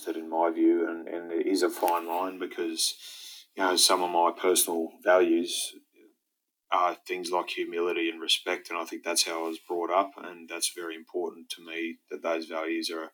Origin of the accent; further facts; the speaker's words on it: Brisbane, Queensland, Australia; also born or lived in Saudi Arabia / Galway, Ireland / Mount Morgan, Queensland / Rockhampton, Queensland; here in Brisbane, in my hometown